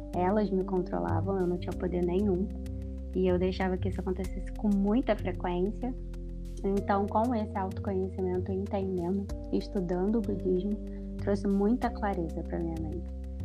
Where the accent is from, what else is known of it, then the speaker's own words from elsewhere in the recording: Rio de Janeiro, Brazil; now in Belo Horizonte, Brazil; sou carioca, como a Joyce disse que estou atualmente morando em Belo Horizonte